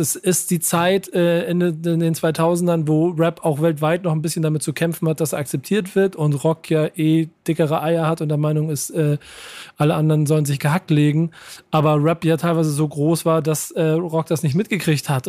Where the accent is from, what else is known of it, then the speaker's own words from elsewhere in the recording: Hamburg, Germany; als Hamburger